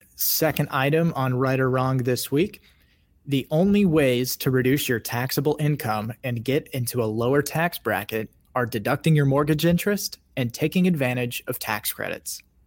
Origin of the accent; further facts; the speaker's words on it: Kansas, United States; I grew up in Kansas